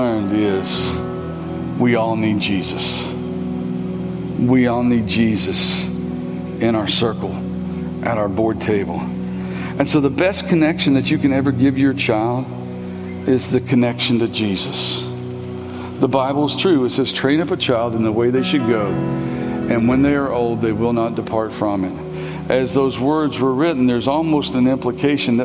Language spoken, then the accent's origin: English; Kentucky, United States; also born or lived in Tennessee / Maysville; I was born in Tennessee. I lived in Tennessee for a year. And God blessed our family and allowed us to come back home. And we moved back to Kentucky when I was a year old